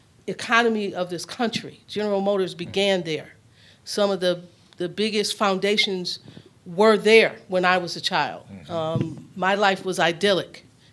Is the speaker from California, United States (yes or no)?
no; Flint, Michigan, United States; So I'm from Flint, Michigan. So it's very personal to me.